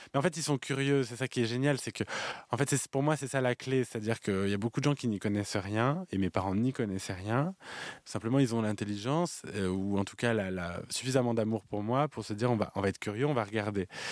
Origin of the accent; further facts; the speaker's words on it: France; Nous, on a une culture du cabaret en France